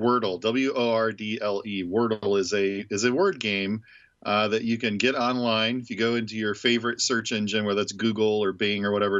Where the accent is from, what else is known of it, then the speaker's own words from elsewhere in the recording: Indianapolis, Indiana, United States; now in Ohio, United States; I grew up in Indianapolis